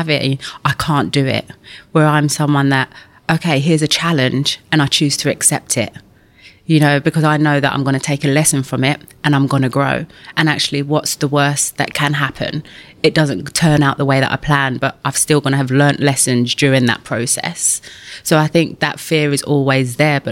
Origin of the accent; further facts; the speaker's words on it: London, United Kingdom; I grew up in East London